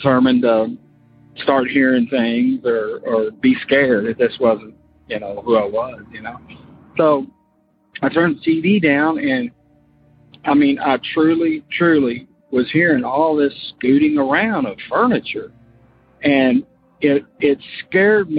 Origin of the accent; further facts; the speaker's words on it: Florida, United States; moved away as an adult; now in Kentucky, United States; I'm from Kentucky, but we moved to Florida and when I was like 8, and I grew up there, but now I'm back in Kentucky